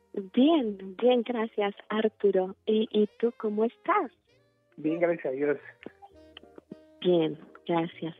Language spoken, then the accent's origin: Spanish; Turkey; Spanish is a second language; moved away as an adult; now in Mexico; soy de Turquía